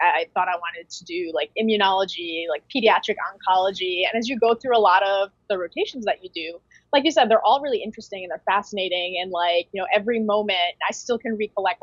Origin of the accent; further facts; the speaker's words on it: Connecticut, United States; also born or lived in New York; I am pretty much born and raised in Connecticut.